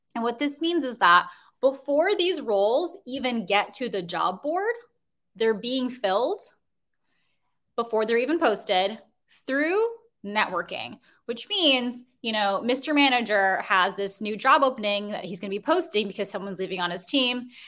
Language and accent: English; Chicago, Illinois, United States; now in Brooklyn, New York, United States; I'm originally from Chicago